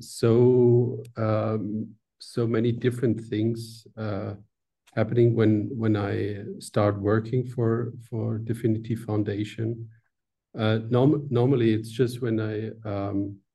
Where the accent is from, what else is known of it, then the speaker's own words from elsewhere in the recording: Swabia, area of Stuttgart, Baden-Württemberg, Germany; now in Switzerland; this is a Swabian from south of Germany, just a part where I come from